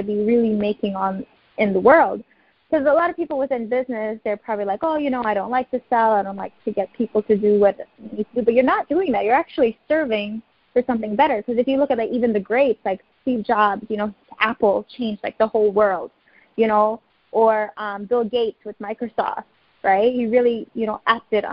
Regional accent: Grenada; now in United States; I'm originally from Grenada. My parents are from Guyana

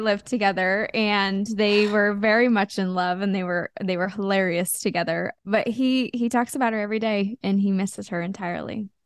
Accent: Wichita, Kansas, United States; i grew up in kansas in wichita kansas

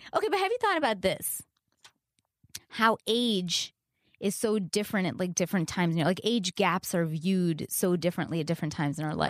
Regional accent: Canada; I'm Canadian

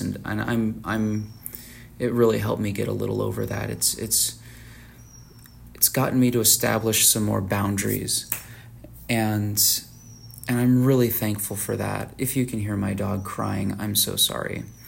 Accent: Tucson, Arizona, United States; I'm from Tucson, Arizona

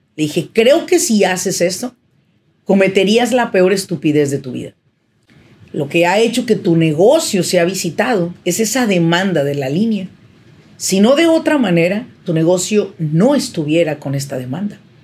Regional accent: Mexico; now in Irvine, United States; yo soy mexicana

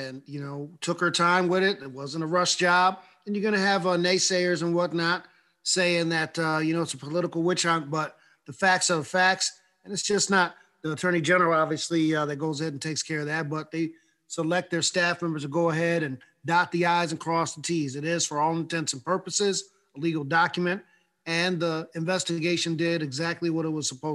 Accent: New York, United States; one of the biggest states in the union, my home state

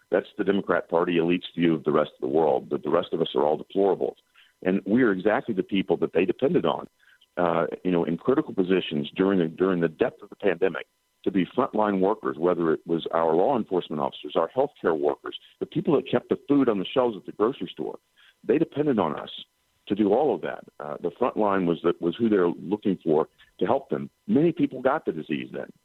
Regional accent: Tennessee, United States; Ben, you're touching on something that's deeply troubling to Americans, particularly people from my home state of Tennessee.

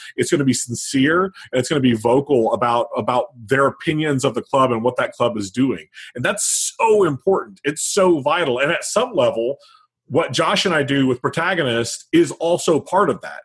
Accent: Midwest, United States; I grew up in the Midwest

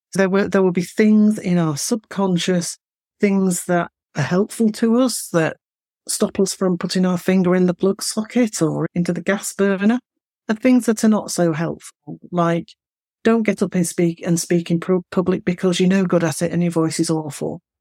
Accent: Manchester, North West England, United Kingdom; accent: Mancunian; I'm from the north, I'm from Manchester, and you can hear that in the way that I speak. So I don't speak in broad Mancunian.

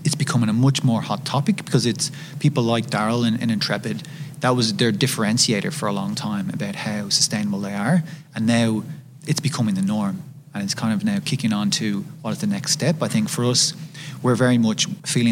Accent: Ireland; I'm from Ireland, as I'm sure you can tell. I'm very proud of my Irish culture.

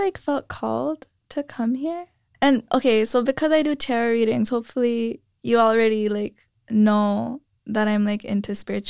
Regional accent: San Jose, California, United States; also born or lived in Vallejo; No, so I'm from San Jose, Vallejo, and then here.

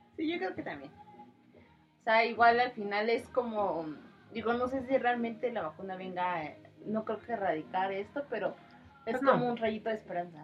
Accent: Mexico; como mexicanos

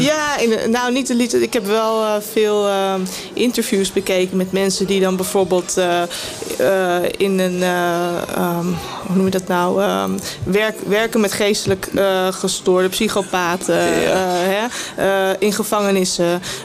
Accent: Amstelveen, North Holland, Netherlands; ik ben in Waardhuizen opgegroeid.

